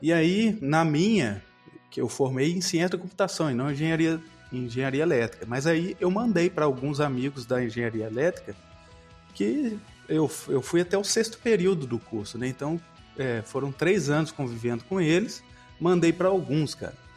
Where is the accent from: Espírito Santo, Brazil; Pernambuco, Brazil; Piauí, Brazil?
Espírito Santo, Brazil; Guaçuí; moved away as an adult; also born or lived in Viçosa, Minas Gerais; a minha cidade natal é Guaçuí, no